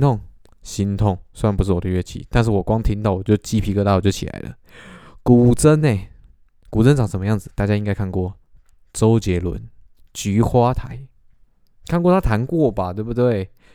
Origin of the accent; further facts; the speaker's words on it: Taiwan; 林北喜台湾郎，但是我不太会讲台语